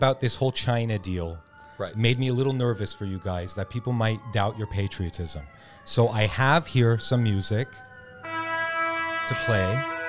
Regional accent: Iran; Yeah, no, I'm from Iran. The women there, they have to wear these fucking scarves and shit, and people are really upset about that.

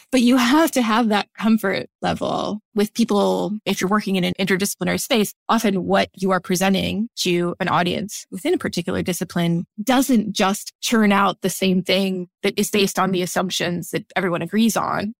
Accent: St. Louis, Missouri, United States; I grew up in Saint Louis, Missouri

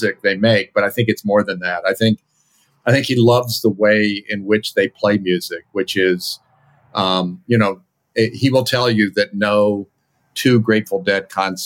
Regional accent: Virginia, United States; I grew up in Virginia

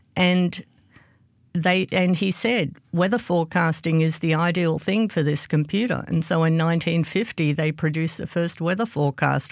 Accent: Australia; moved away as an adult; now in United States; I grew up in Australia, and I was a maths geek at high school

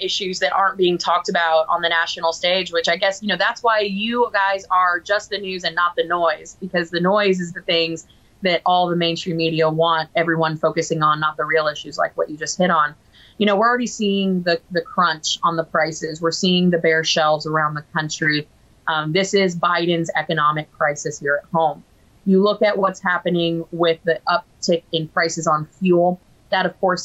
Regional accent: Florida, United States; my home state of Florida

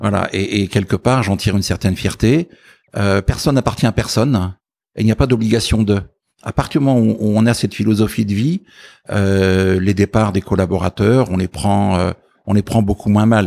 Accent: Ardennes, Grand Est, France; je suis issu du, monde agricole à la frontière belge, donc dans les Ardennes.

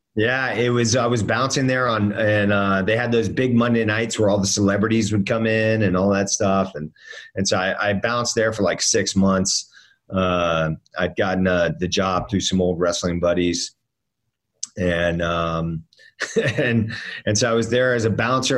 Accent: Miami, Florida, United States; moved away; also born or lived in Northern Virginia; I grew up down in Miami, living in Miami.

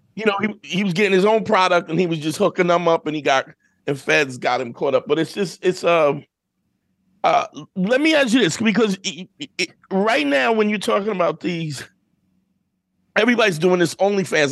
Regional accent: New York City, New York, United States; I grew up in Brooklyn in the '80s

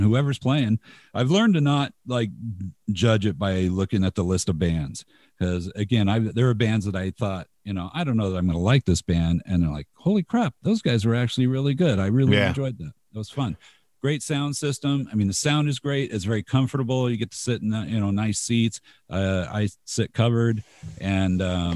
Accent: Covina, California, United States; now in Utah, United States; I grew up in Los Angeles. I in the Los Angeles suburbs

